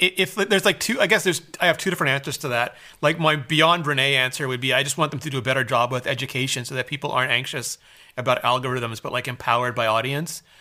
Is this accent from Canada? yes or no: yes; Canada; I'm Canadian